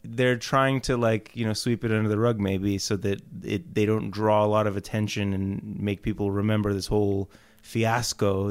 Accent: Houston, Texas, United States; I was born in Houston, Texas.

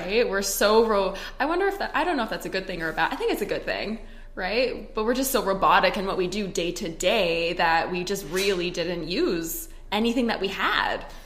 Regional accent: Canada; moved away as an adult; also born or lived in Edmonton, Alberta; now in Scottsdale, United States; I'm Canadian.

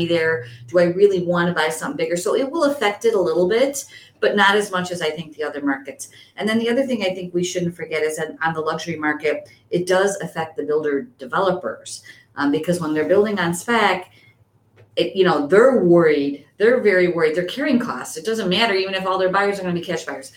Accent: Addison, Illinois, United States; now in Chicago, United States; I grew up in Addison, which most people don't know, which is not a luxury market. I moved to Chicago

